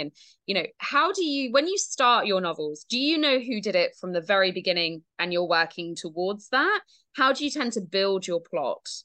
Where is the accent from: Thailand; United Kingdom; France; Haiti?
United Kingdom; Dorset, South West England; now in Devon, United Kingdom; I grew up in Dorset